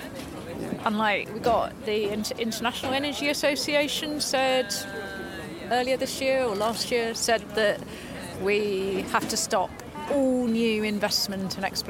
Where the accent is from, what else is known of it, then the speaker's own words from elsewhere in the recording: Shrewsbury, West Midlands, United Kingdom; I'm from Shrewsbury and involved with Extinction Rebellion